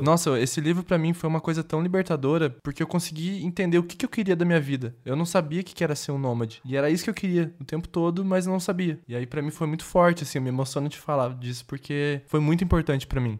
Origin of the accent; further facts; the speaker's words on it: Londrina, Paraná, Brazil; moved away as an adult; also born or lived in São Paulo / Campinas; now in Porto Alegre, Brazil; eu fui criado dentro de Londrina, no Paraná